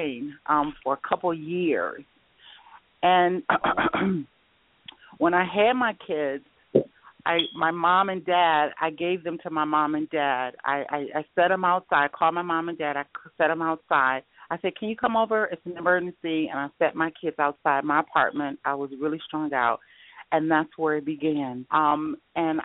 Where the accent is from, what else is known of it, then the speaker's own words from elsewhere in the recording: Detroit, Michigan, United States; moved away as an adult; also born or lived in Atlanta; now in Arizona, United States; I'm from Detroit, Michigan, so I do understand about the snow for years, and I moved to Arizona about almost 2 years ago